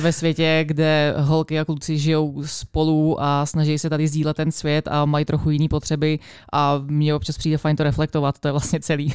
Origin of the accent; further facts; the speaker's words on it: Czechia; já jsem rozhodně úplně stoprocentně jenom Češka.